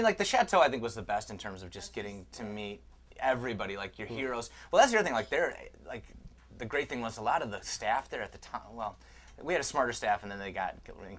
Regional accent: Chicago, Illinois, United States; now in Los Angeles, United States; I'm from Chicago.

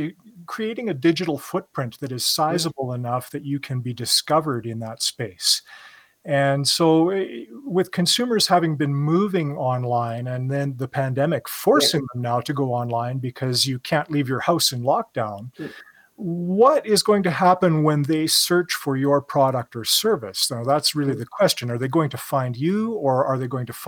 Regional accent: Canada; me being Canadian

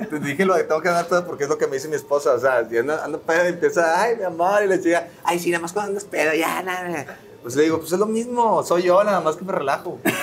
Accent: Monterrey, Nuevo León, Mexico; moved away as an adult; also born or lived in Mexico City; otro regio

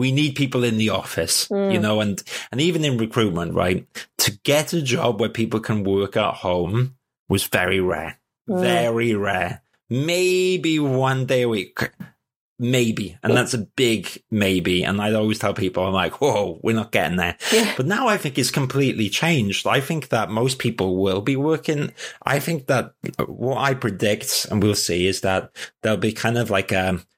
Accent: Wales, United Kingdom; first language English; I'm actually Welsh and I don't speak Welsh.

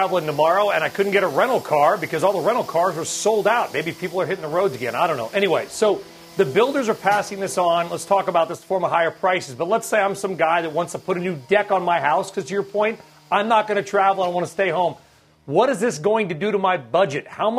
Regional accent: Winchester, Virginia, United States; my hometown company of Trex in Winchester, Virginia.

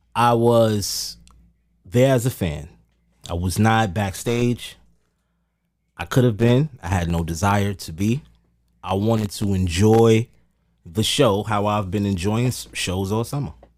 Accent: New York City, New York, United States; So I'm a West Indian descent child, but I was born in Amer-, I was born in Harlem

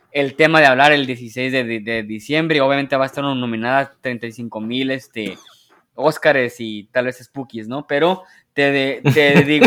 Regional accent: Mexico; Y, yo como jugador mexicano dije, eh, qué chido, mira, ahí está mi ciudad.

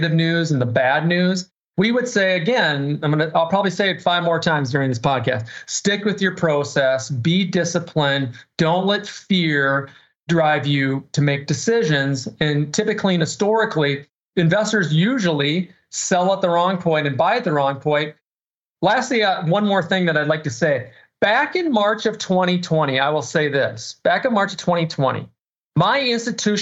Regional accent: Minnesota, United States; I'm just a common sense kid born and raised in Minnesota

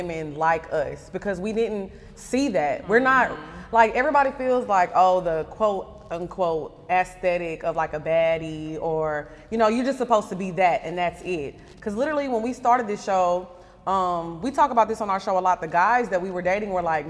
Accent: Orange, Texas, United States; moved away as an adult; also born or lived in California / Houston, Texas; I was actually born in California, but I was raised in Orange, Texas

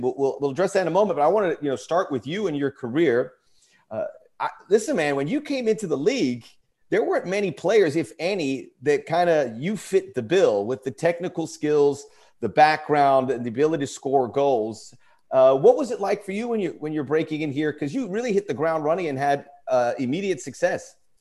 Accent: Miami, Florida, United States; now in Los Angeles, United States; I grew up in Miami

